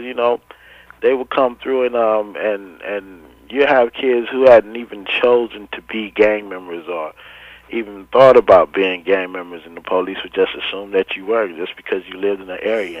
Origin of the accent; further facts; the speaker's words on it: Los Angeles, California, United States; as a teenager growing up in Watts